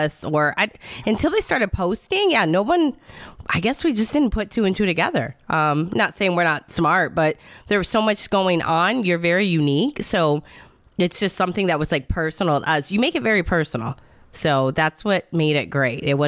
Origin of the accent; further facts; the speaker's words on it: Michigan, United States; now in Florida, United States; I'm in Florida, but I'm from Michigan